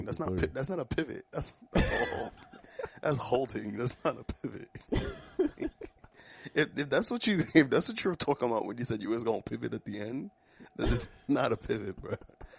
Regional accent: Haiti; I'm from Haiti.

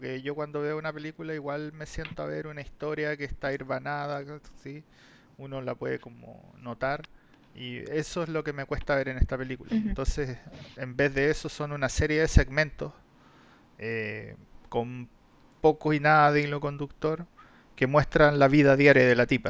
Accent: Chile; nosotros que somos chilenos, fuimos criados en Chile

